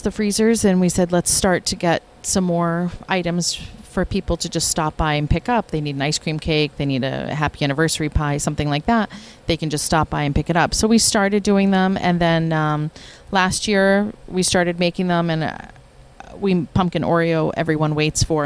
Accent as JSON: {"language": "English", "region": "West Virginia", "country": "United States", "tie": "born or raised there", "moved": "yes", "lives_now": "Westwood, United States", "said": "So we grew up in West Virginia and we had Baskin-Robbins stores"}